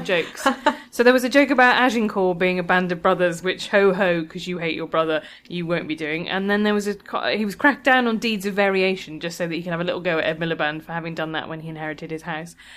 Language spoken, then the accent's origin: English; London, United Kingdom; as a Londoner